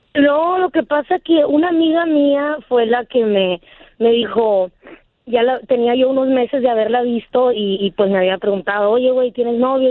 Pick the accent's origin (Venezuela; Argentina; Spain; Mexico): Mexico; San Luis Río Colorado, Sonora; yo soy de San Luis, Río Colorado.